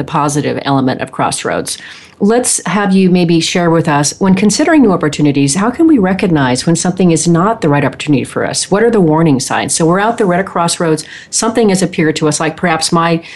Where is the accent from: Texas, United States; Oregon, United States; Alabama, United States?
Oregon, United States; Portland; I grew up in, I spent many years in Portland, Oregon.